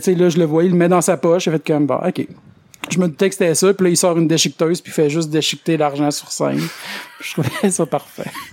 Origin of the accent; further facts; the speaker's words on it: Quebec, Canada; moved away as an adult; also born or lived in Victoriaville; je viens du Lac-Saint-Jean